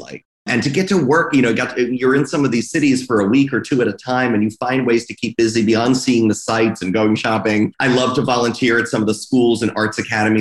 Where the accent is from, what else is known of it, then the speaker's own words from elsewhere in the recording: Fort Lauderdale, Florida, United States; also born or lived in New York; now in Philadelphia, United States; growing up in Fort Lauderdale